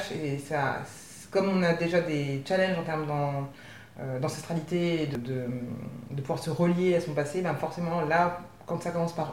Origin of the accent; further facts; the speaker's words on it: Besançon, Bourgogne-Franche-Comté, France; also born or lived in Avignon; Je suis née à Besançon, dans l'est de la France. Euh, je crois que Besançon, c'est une ville de 125 000 habitants.